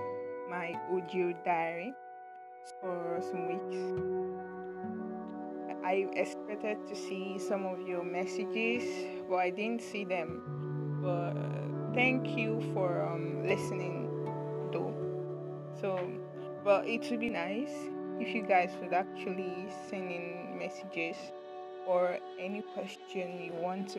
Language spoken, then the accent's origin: English; Nigeria; it's not been easy being a Nigerian and being a Nigerian student